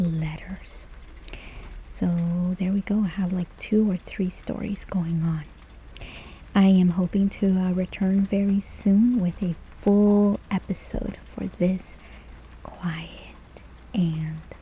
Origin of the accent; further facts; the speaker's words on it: El Salvador; first language Spanish; English is a second language; moved away; when I was growing up in El Salvador